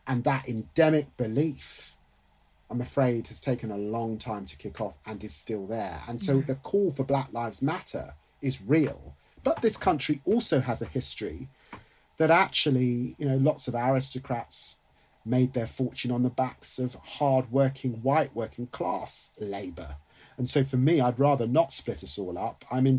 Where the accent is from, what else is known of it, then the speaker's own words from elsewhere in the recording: England, United Kingdom; I'm not just British, by the way, I'm English. And I demand that. My sense of humour is English.